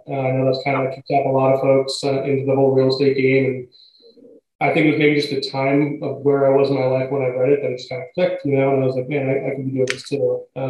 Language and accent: English; Connecticut, United States; also born or lived in Rhode Island; now in Boston, United States; I've lived in the greater Boston area longer than I've lived anywhere else. I grew up in Connecticut.